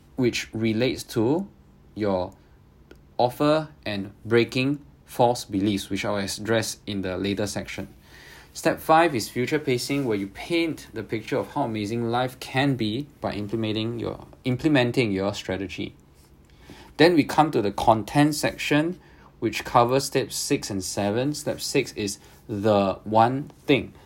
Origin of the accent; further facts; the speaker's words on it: Singapore; I'm Singaporean